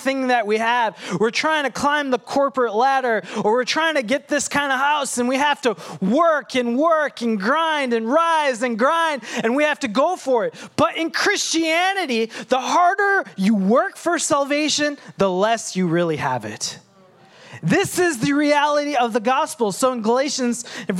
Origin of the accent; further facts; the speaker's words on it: Sri Lanka; moved away; I have dark brown skin and I come from Sri Lanka